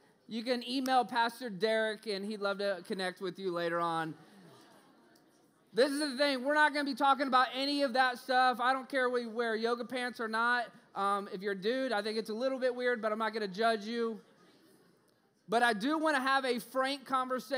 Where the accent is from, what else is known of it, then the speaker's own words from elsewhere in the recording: Orlando, Florida, United States; moved away; also born or lived in Los Angeles, California; I'm from Orlando, Florida